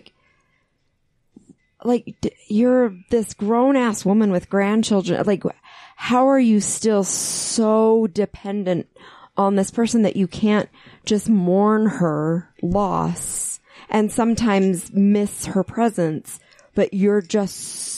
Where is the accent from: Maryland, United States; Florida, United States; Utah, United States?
Utah, United States; I grew up here as a Catholic.